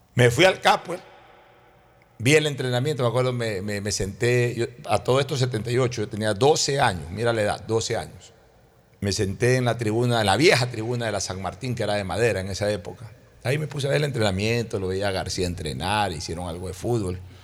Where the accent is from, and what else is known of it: Guayaquil, Guayas, Ecuador; born or raised there